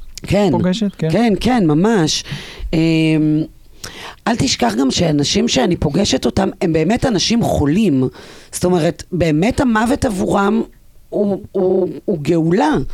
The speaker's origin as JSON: {"language": "Hebrew", "town": "Ein Gedi", "region": "Southern District", "country": "Israel", "tie": "born or raised there", "said": "אני גדלתי בים המלח"}